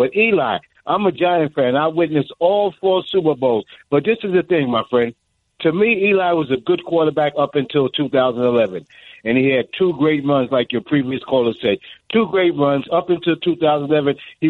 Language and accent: English; New York City, New York, United States; I'm from the Bronx, and I live in the Bronx.